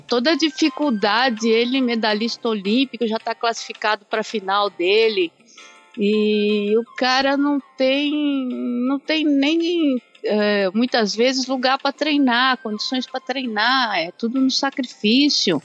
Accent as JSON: {"language": "Portuguese", "country": "Brazil", "moved": "yes", "lives_now": "Japan", "said": "eu sendo brasileira"}